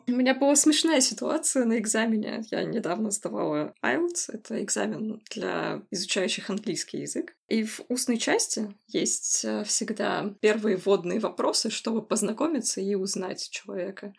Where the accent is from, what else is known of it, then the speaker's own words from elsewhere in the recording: Siberia, Russia; я из Сибири